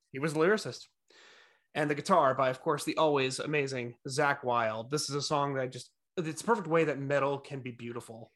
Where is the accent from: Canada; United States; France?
United States; New Jersey; moved away; also born or lived in Norwalk, Connecticut; Spent most of my formative years in New Jersey